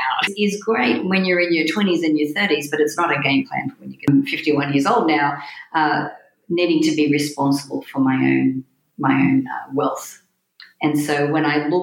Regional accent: New South Wales, Australia; moved away as an adult; also born or lived in Sydney, Australia; When I was 18, I left my hometown and moved to Sydney in Australia, which was the big city near me.

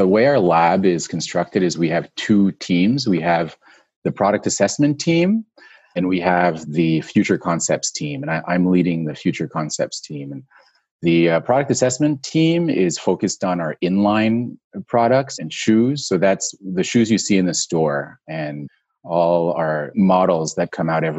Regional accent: Montreal, Quebec, Canada; I was in Canada. I'm from Montreal. So I was in Montreal at the time.

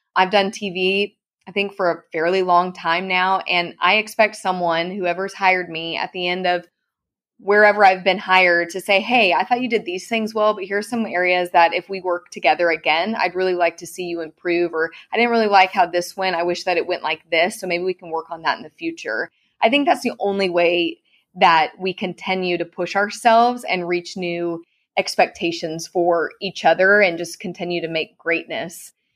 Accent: Clovis, California, United States; moved away as an adult; now in Texas, United States; I ran for my hometown rodeo queen contest, Miss Clovis Rodeo

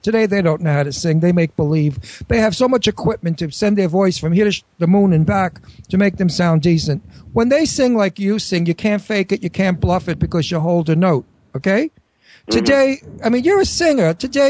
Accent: New York City, New York, United States; Because I'm from Brooklyn. I'm Italian

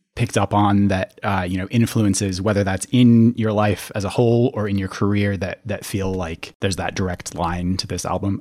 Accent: Minneapolis, Minnesota, United States; I grew up in the Twin Cities as well

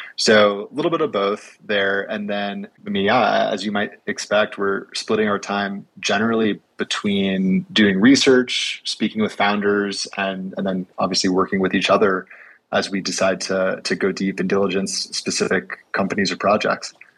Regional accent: California, United States; moved away as an adult; now in Sun Valley, United States; I am originally from California

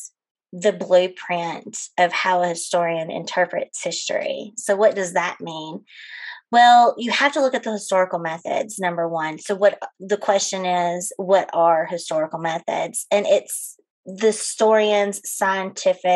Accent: West Monroe, Louisiana, United States; moved away as an adult; also born or lived in Ozarks, Arkansas; now in Northwest Arkansas, United States; I'm originally from West Monroe, Louisiana. I moved up to the Ozarks 8 years ago

